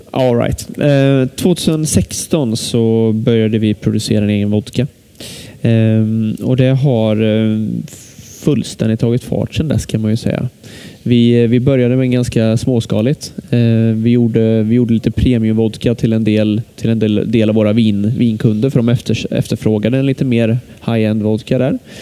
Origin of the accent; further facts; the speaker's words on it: Lidköping, Västra Götaland, Sweden; jag är från Lidköping